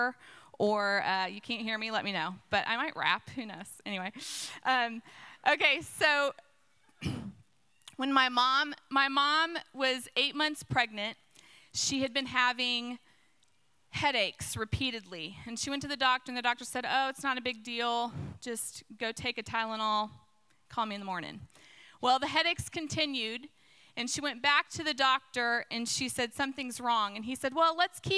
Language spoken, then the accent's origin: English; Zionsville, Indiana, United States; I grew up in Zionsville